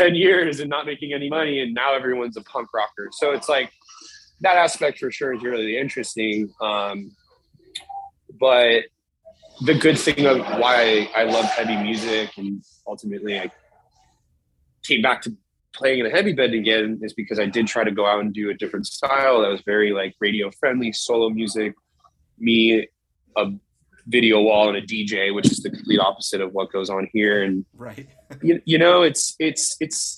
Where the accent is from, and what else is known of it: Southern California, United States; born or raised there